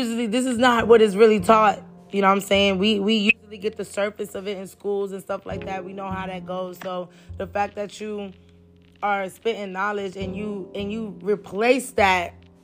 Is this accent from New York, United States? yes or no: yes; New York, United States; first language Spanish; English is a second language; also born or lived in Honduras; I constantly was going back and forth to Honduras and New York